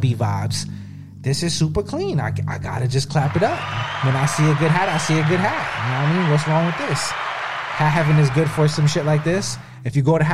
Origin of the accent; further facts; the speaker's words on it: New York, United States; I'm from New York.